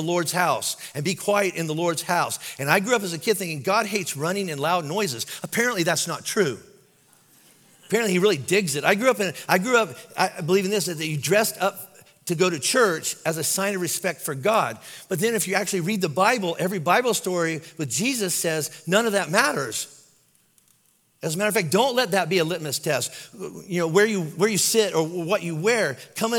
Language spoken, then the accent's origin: English; Kentucky, United States; I'm from Kentucky